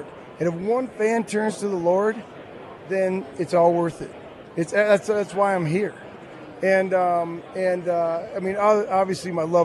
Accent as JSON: {"language": "English", "town": "Green Bay", "region": "Wisconsin", "country": "United States", "tie": "born or raised there", "also_born_or_lived": "Nashville, Tennessee", "moved": "as an adult", "said": "I was raised in Green Bay, Wisconsin"}